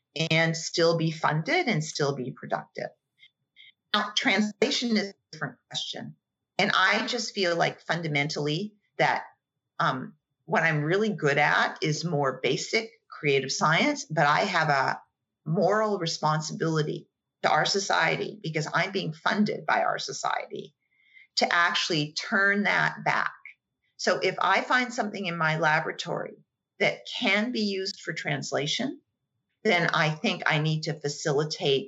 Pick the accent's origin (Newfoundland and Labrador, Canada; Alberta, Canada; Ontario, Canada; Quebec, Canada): Alberta, Canada; Calgary; moved away; I was born and raised in Calgary, as were my parents